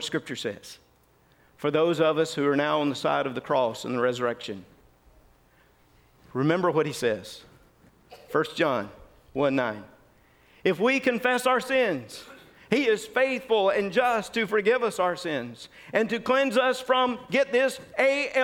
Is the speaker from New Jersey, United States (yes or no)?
no; Mississippi, United States; I grew up in Mississippi